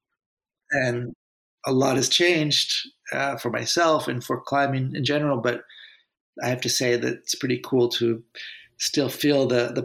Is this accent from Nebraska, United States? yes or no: no; Santa Cruz, California, United States; my hometown in Santa Cruz